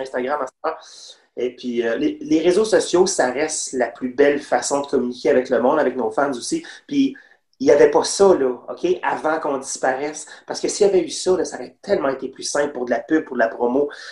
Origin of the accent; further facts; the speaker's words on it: Longueuil, Quebec, Canada; nous autres, on vient de Longueuil.